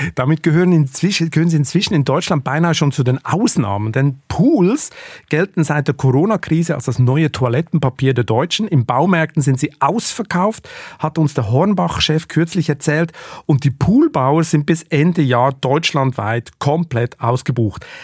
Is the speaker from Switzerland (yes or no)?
yes; Switzerland; Ich als Schweizer